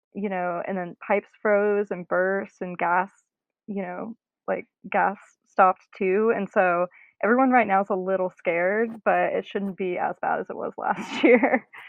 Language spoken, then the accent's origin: English; North Carolina, United States; moved away as an adult; now in Austin, United States; I grew up in North Carolina, lived there for for 18 years